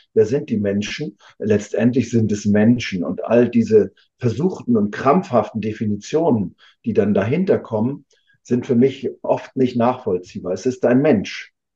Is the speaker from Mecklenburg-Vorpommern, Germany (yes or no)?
yes; Rostock, Mecklenburg-Vorpommern, Germany; hier in meiner Heimatstadt in Rostock